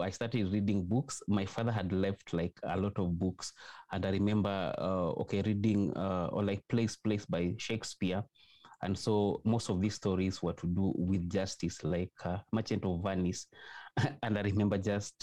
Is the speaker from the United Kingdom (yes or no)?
no; Western Kenya, Kenya; also born or lived in Kampala, Uganda; I was born in Kenya in a small village. It's in the western part of Kenya